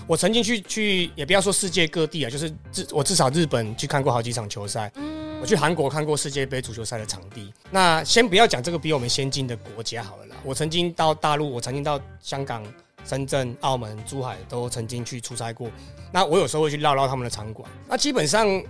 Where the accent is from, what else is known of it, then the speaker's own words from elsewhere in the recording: Houlong, Miaoli County, Taiwan; first language Taiwanese Hokkien; Chinese is a second language; moved away; also born or lived in Keelung; 我是那个苗栗后龙长大的，哦，出生的，啊，嘿。他是海县，嘿。所以他闽南人很多